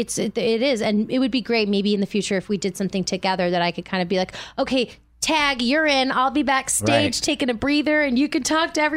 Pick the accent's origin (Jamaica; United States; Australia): United States; Manhattan, New York; also born or lived in Bronx; Manhattan. I was born in the Bronx and then I worked on Broadway my whole life.